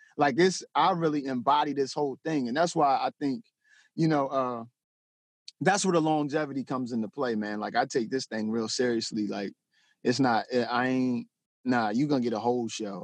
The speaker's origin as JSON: {"language": "English", "town": "Denton", "region": "Maryland", "country": "United States", "tie": "born or raised there", "said": "I'm from Denton, Maryland"}